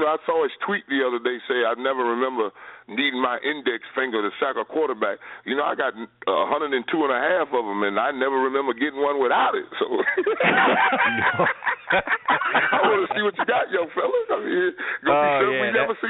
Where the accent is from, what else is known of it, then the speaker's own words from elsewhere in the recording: Orange County, California, United States; I'm from Orange County.